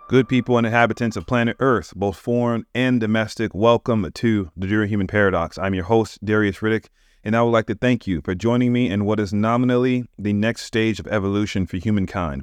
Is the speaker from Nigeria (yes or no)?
no; United States; I'm American. That's where I live